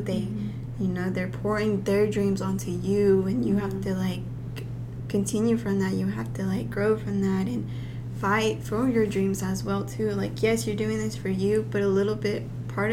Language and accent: English; Hot Springs, Arkansas, United States; also born or lived in Guanajuato, Mexico; I'm from Hot Springs and that's 2 hours away